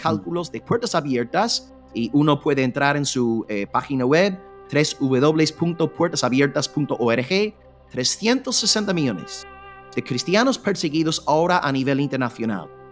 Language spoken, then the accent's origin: Spanish; United Kingdom; moved away; como británico